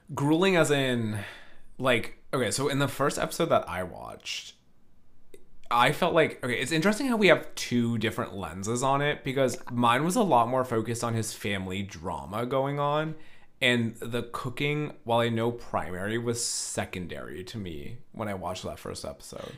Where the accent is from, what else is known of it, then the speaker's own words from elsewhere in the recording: Northern California, United States; I'm from Northern California